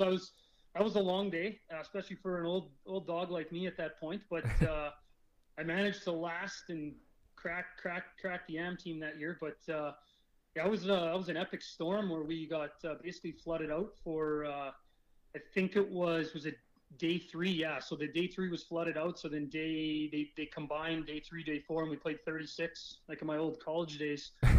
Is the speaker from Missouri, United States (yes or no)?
yes; Kansas City, Missouri, United States; born there; It helped that I'm American. So I was born in Kansas City, and I think I had a lot of interest in the Missouri area